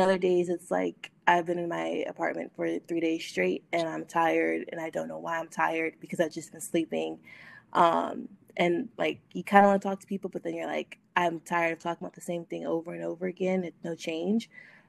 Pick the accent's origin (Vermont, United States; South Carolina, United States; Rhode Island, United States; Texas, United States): Texas, United States; moved away as an adult; now in Louisiana, United States; young, 23, just graduated college, and I live in the South. I'm originally from Texas, but I've been spending the last 2 years in Louisiana while I was at school.